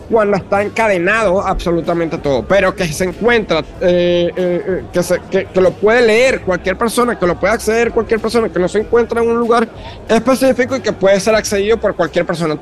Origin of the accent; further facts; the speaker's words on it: Venezuela; como venezolano, como una persona que, he que ha amado a, mi país desde, joven